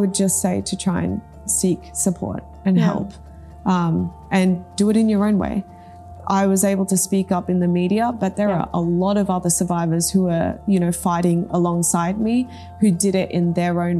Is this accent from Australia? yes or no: yes; Australia; English is a second language; also born or lived in Japan; I moved to Australia, I didn't speak English at all. So there was that language barrier to have to, you know, overcome as well. And then I was being brought up by my Taiwanese mother in a very westernized Australian society